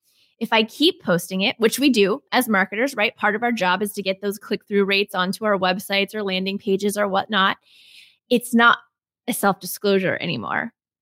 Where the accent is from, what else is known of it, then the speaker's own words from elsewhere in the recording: Texas, United States; well, I'm from Texas and I'm always searching for the best Tex-Mex.